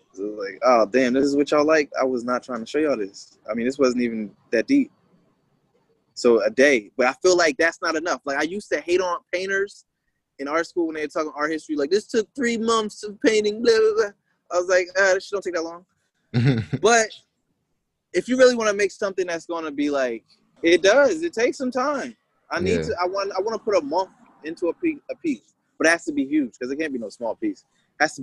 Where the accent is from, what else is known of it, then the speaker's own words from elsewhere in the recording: Wilmington, Delaware, United States; I'm from Wilmington